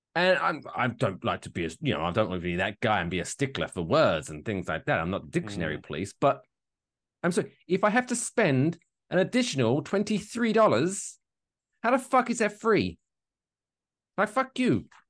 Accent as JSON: {"language": "English", "country": "United Kingdom", "said": "I'm British"}